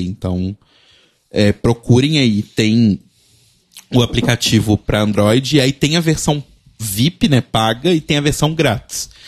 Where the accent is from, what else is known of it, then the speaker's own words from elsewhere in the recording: Belo Horizonte, Minas Gerais, Brazil; em BH, por exemplo, minha cidade natal